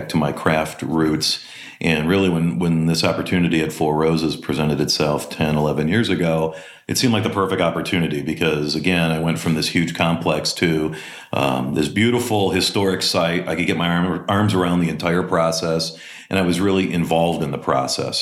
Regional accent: Green Bay, Wisconsin, United States; moved away; also born or lived in Milwaukee, Wisconsin; I grew up in Wisconsin. I was born just outside of Milwaukee and then moved to Green Bay in the second grade. Did most of my schooling in Green Bay

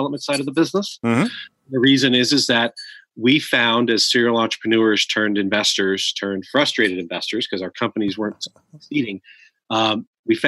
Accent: Silicon Valley, California, United States; the last 40 plus years of my life growing up in Silicon Valley

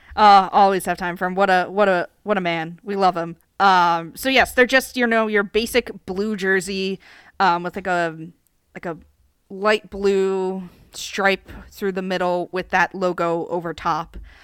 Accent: United States; I am American

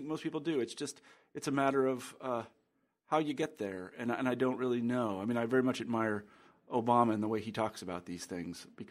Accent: Wichita, Kansas, United States; growing up where I grew up in Wichita

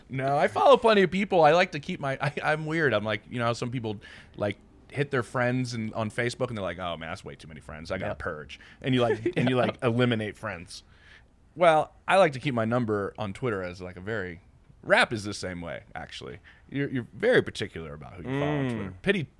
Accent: Philadelphia, Pennsylvania, United States; Born and bred in Philly.

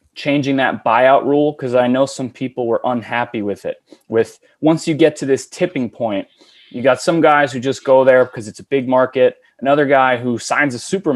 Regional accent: New York City, New York, United States; I grew up in New York City

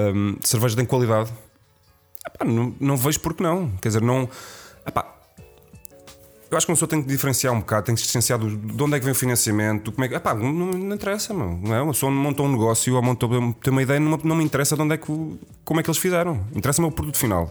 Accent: Lisbon, Portugal; Eu, como Lisboeta

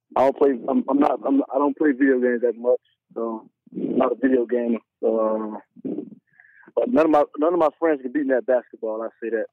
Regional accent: Miami, Florida, United States; I'm from Miami where all my family is

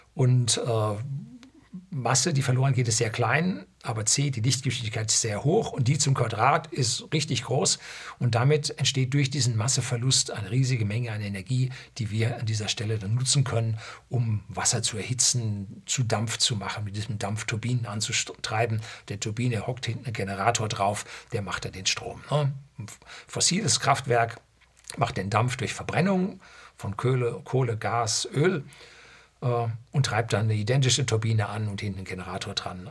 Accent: Germany; bei uns in Deutschland

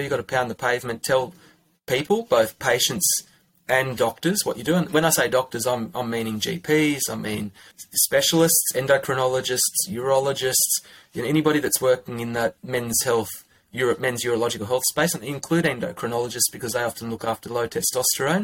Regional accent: Armidale, New South Wales, Australia; now in Canberra, Australia; I'm originally from Armidale, which is in northern New South Wales.

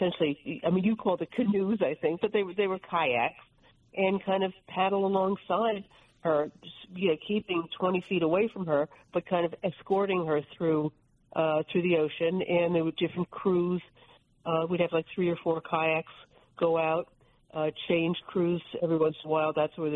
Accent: New Jersey, United States; I'm from New Jersey.

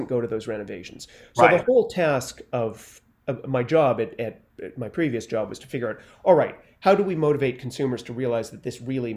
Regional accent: Canada; moved away as an adult; now in New York, United States; I was born and raised in Canada, and I came to New York about 30 years ago

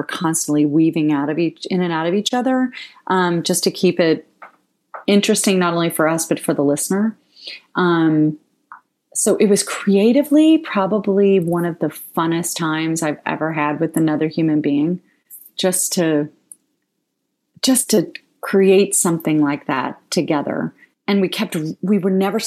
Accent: Ohio, United States; I'm from Ohio

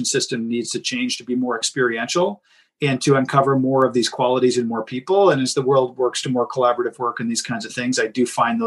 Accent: Canada; I'm Canadian

